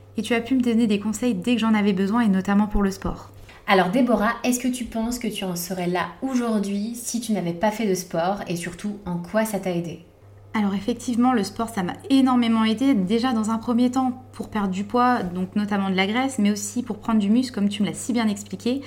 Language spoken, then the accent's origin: French; Vosges, Grand Est, France; je suis originaire des Vosges